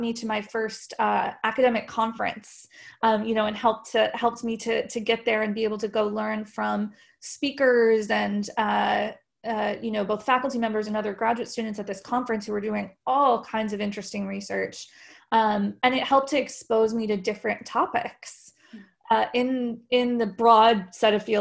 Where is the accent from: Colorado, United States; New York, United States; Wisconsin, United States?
Colorado, United States; moved away as an adult; also born or lived in Texas; I was born and raised in Colorado